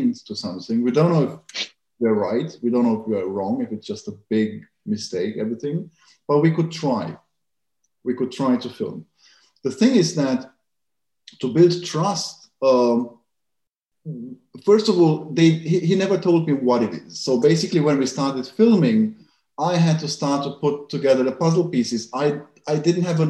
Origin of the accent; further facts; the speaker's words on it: Germany; I grew up in Germany